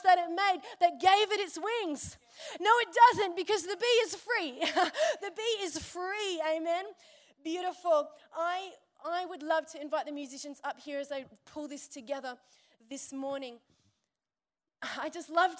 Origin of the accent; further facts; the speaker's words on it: Byron Bay, New South Wales, Australia; I'm from Byron